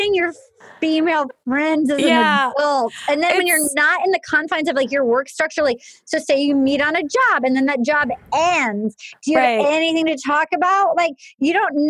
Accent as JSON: {"language": "English", "town": "Little Compton", "region": "Rhode Island", "country": "United States", "tie": "born or raised there", "also_born_or_lived": "New York / Los Angeles", "moved": "as an adult", "said": "my hometown. She came to Little Compton"}